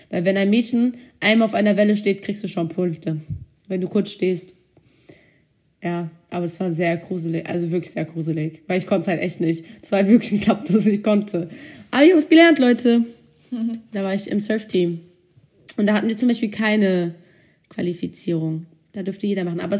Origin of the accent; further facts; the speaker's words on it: California, United States; Ich war nämlich aus Kalifornien. Also, da ich in Kalifornien war, gab es bei uns halt den Surfclub.